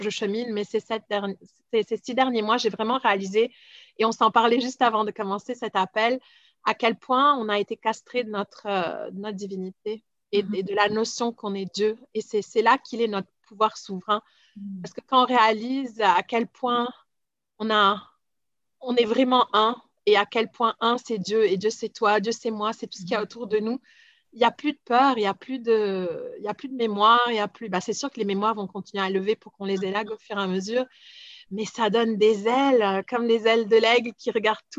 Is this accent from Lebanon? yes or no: yes; Lebanon; moi je suis libanaise, puis euh, j'ai vécu de partout dans le monde